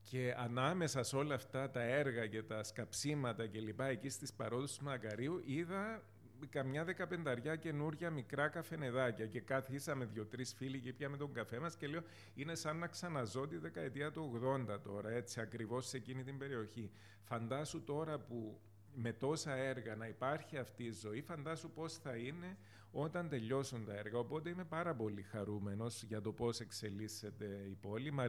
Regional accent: Famagusta, Famagusta District, Cyprus; also born or lived in Limassol; now in Nicosia, Cyprus; Εγώ είμαι από την Αμόχωστο. Ε, φεύγοντας από την Αμόχωστο το 1974, καταλήξαμε με την οικογένειά μου στην ε, Λεμέσο.

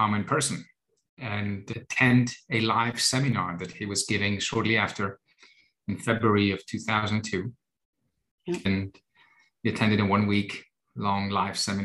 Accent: Germany; moved away as an adult; also born or lived in United States / Cyprus; I was born and raised in Germany with my Greek background.

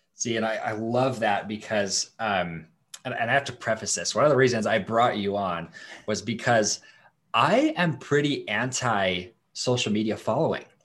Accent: Idaho, United States; I'm from Idaho. We're in Idaho right now

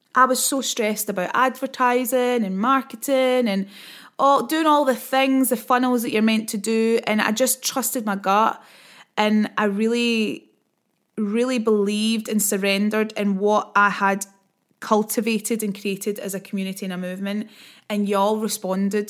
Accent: Scotland, United Kingdom; accent: Scottish; I talk quite quickly and I'm also Scottish

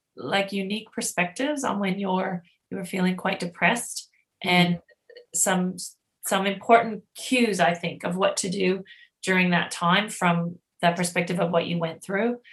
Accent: Canada; now in Australia; I'm Canadian

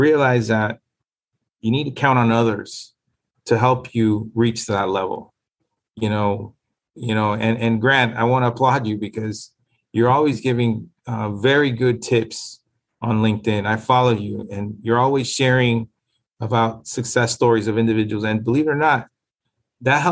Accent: Miami, Florida, United States; also born or lived in Nicaragua; I grew up in Liberty City.

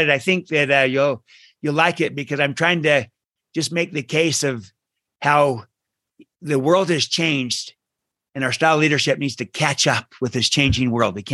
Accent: Utah, United States; also born or lived in Belfast, United Kingdom; originally from uh, uh, Utah and born there, but, but in the first 10 years I lived, I lived in, uh, in Belfast, Ireland for about three of those years.

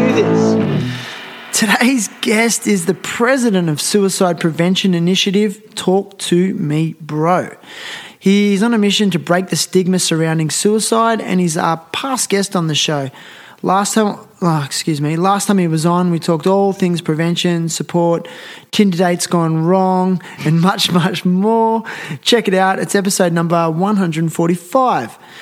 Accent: Nowra, New South Wales, Australia; I'm from Nowra. I was born there.

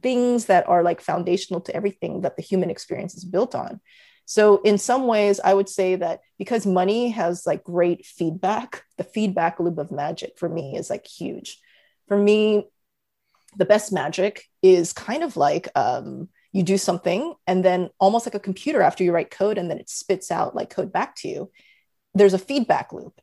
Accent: United States; I'm Korean American

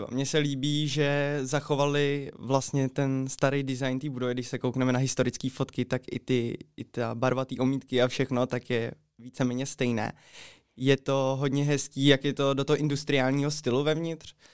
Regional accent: Plzeň, Plzeň Region, Czechia; accent: Plzeň; Jsem, jsem ze Plzně. Jasně. Narodil jsem se v Plzni, ano, je to tak. A i tu studiu

